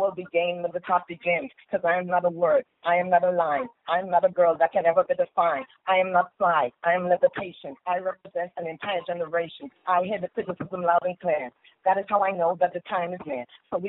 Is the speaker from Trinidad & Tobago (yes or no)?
yes; Trinidad & Tobago; accent: Trini; moved away as an adult; also born or lived in Virginia, United States / Las Vegas, United States; now in United States; I was born and raised in Trinidad and Tobago, so I've just given you a little bit of my Trini accent. However, I've been living here in the United States for